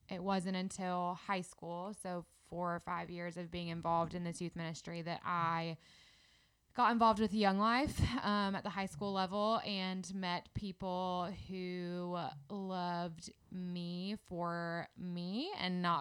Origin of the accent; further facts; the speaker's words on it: Indianapolis, Indiana, United States; moved away as an adult; now in Birmingham, United States; I am from Indianapolis